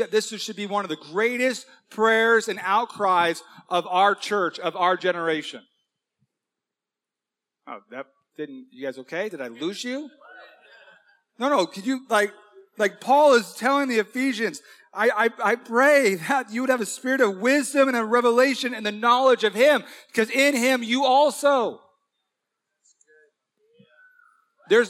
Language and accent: English; Huntington Beach, California, United States; This is my hometown, born and raised in Huntington Beach.